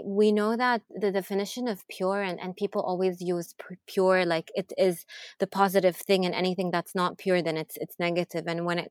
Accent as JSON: {"language": "English", "town": "Jeddah", "region": "Makkah Province", "country": "Saudi Arabia", "tie": "born or raised there", "also_born_or_lived": "Montreal, Canada", "moved": "as an adult", "lives_now": "New York, United States"}